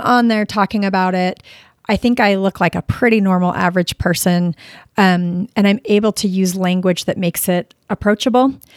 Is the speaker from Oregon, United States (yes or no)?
no; Sandy, Utah, United States; also born or lived in Florida; I grew up in Sandy, Utah